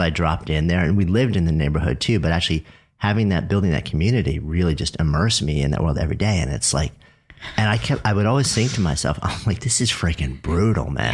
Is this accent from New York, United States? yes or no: yes; New York, United States; I'm a New Yorker